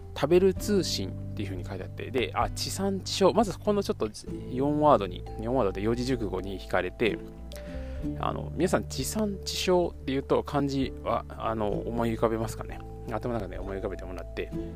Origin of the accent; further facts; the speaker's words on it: Kyoto, Japan; accent: Kansai; moved away as an adult; also born or lived in Tokushima / Fukuoka; 僕はもともと生まれは京都で